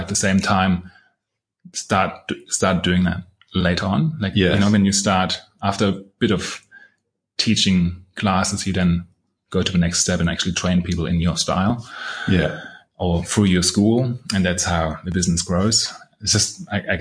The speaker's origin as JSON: {"language": "English", "town": "Halle", "region": "Saxony-Anhalt", "country": "Germany", "tie": "born or raised there", "moved": "yes", "said": "my hometown where I had my school"}